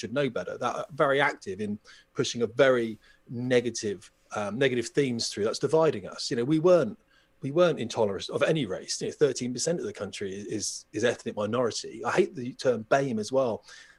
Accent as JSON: {"language": "English", "country": "United Kingdom", "said": "we're British and we're the most tolerant nation on earth."}